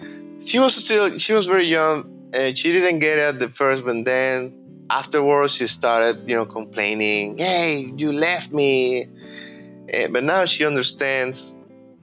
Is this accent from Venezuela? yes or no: yes; Maracay, Aragua, Venezuela; English is a second language; moved away as an adult; also born or lived in Barquisimeto, Venezuela; now in Coral Springs, United States; I was born and raised in Maracay